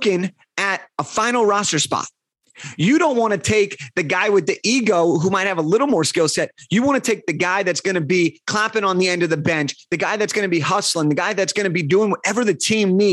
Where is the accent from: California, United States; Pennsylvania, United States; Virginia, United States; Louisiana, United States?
California, United States; Los Angeles; I'm from Los Angeles